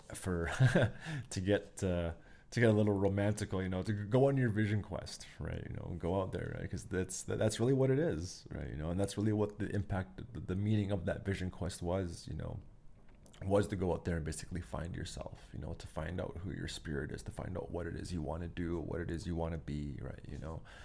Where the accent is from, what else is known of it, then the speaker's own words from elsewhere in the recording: Pincher Creek, Alberta, Canada; now in Calgary, Canada; I grew up very lucky with, uh, growing up in Pincher Creek out there